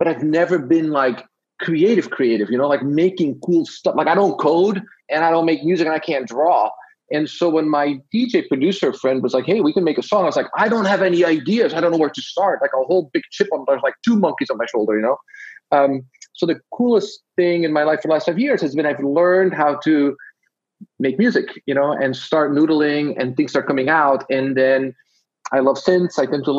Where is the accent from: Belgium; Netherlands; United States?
Belgium; I'm from Belgium, but I went to the international school.